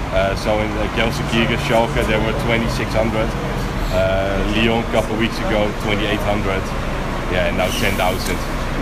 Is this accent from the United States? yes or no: no; Amsterdam, North Holland, Netherlands; English is a second language; from Amsterdam.